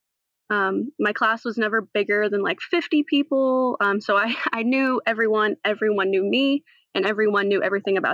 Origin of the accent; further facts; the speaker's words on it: North Carolina, United States; also born or lived in Nashville, Tennessee; I'm originally from Nashville, Tennessee, actually, where I was born. And then I moved over to North Carolina, where I've been since I was about 3